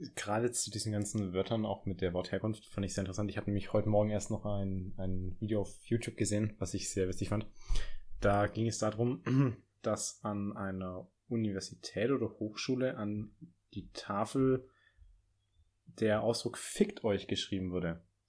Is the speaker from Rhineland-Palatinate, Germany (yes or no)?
no; Stuttgart area, Baden-Württemberg, Germany; ich komme ja aus der Gegend